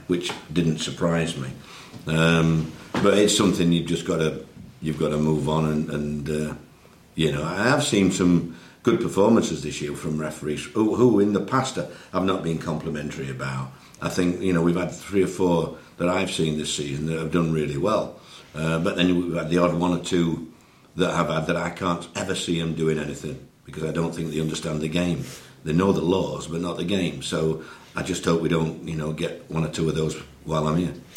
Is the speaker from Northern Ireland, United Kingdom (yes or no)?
no; Yorkshire and the Humber, United Kingdom; as a Yorkshireman